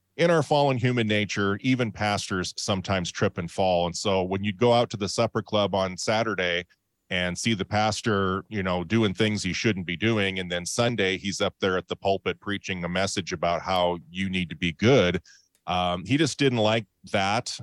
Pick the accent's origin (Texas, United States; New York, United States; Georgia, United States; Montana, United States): Montana, United States; now in Boise, Idaho, United States; I grew up in Montana